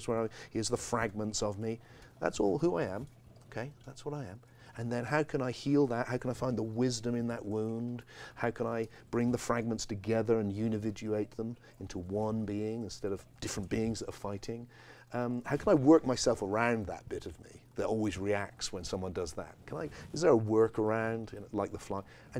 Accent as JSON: {"language": "English", "region": "England", "country": "United Kingdom", "tie": "born or raised there", "said": "I have this tone of voice because I grew up in England"}